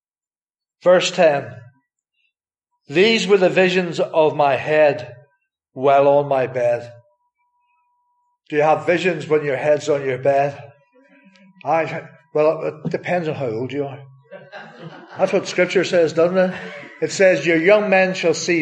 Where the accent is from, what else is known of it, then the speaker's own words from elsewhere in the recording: Northern Ireland, United Kingdom; moved away; if you don't know where I'm from, it's from Northern Ireland